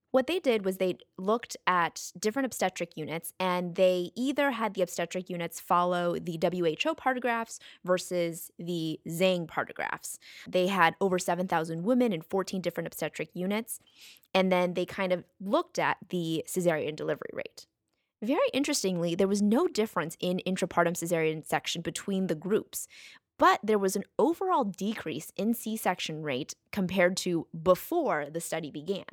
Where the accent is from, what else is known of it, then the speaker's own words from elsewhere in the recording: United States; we're from the United States